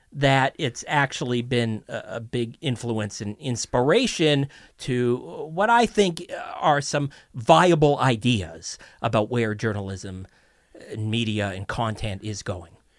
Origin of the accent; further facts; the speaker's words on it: Toronto, Ontario, Canada; born and raised in Toronto